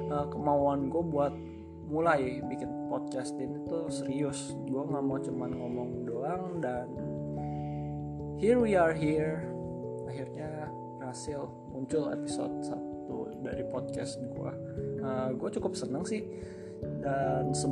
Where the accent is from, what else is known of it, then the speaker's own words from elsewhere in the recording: Jakarta, Indonesia; born there; gue lahir di Jakarta tanggal 26 Juni tahun 2000